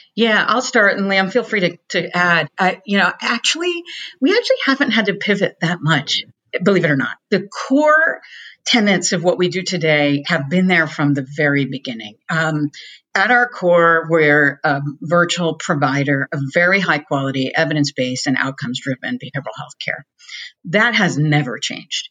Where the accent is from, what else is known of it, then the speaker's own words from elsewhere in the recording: Boston, Massachusetts, United States; I'm from Boston.